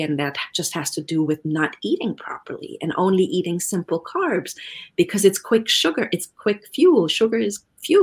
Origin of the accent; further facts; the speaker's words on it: Germany; moved away; I'm originally from Germany